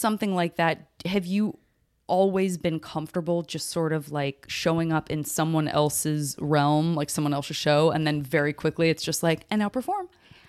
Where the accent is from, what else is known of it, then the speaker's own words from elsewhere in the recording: Tucson, Arizona, United States; I'm from Tucson.